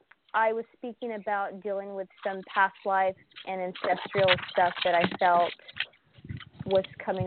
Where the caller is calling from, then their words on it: Oklahoma, United States; I'm calling from Oklahoma.